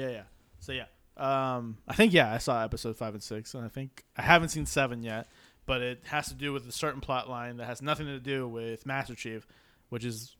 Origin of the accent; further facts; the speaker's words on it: United States; I'm American.